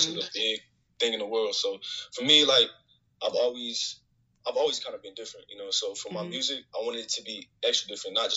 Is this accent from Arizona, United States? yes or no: yes; Phoenix, Arizona, United States; I'm 18 and I'm from Phoenix, Arizona.